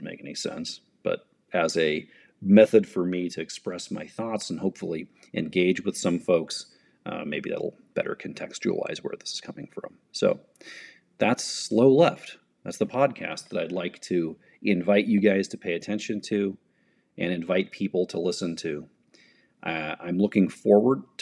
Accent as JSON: {"language": "English", "country": "United States", "said": "as an American in the 21st century"}